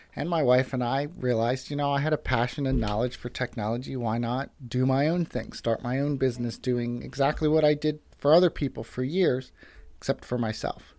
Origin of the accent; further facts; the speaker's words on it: United States; moved away as an adult; now in Mount Joy, United States; originally from a small town outside of Westchester